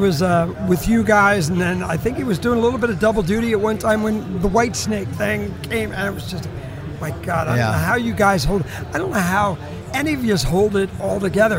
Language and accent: English; Doylestown, Pennsylvania, United States; I'm from Doylestown.